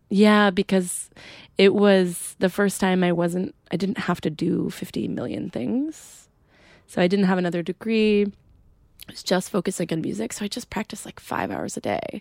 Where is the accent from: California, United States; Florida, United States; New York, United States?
New York, United States; Adirondacks; also born or lived in Plattsburgh, New York; I grew up in a tiny town in the Adirondacks